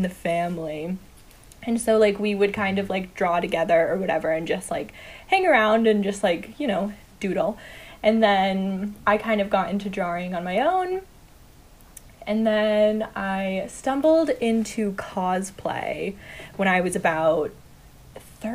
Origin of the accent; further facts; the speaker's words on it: Northern Massachusetts, United States; moved away as an adult; also born or lived in Jamaica Plain; now in Boston, United States; I grew up mostly in Northern Mass, like right on the New Hampshire border